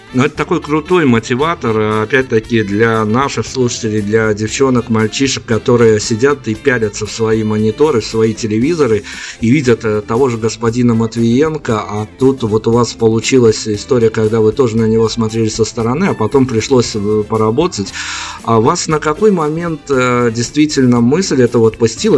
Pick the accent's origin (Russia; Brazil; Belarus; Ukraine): Belarus; у нас, э, как у белорусов